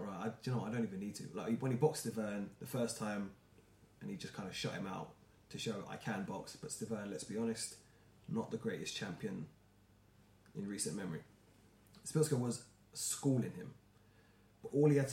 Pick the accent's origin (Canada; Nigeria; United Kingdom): United Kingdom; us as British fans